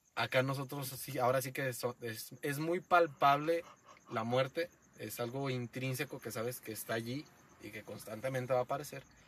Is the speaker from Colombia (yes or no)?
no; Mexico; también somos mexicanos, los mexicanos